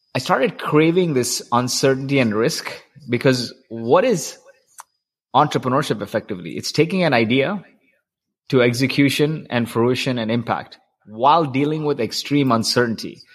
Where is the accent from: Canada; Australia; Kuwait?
Kuwait; I grew up in Kuwait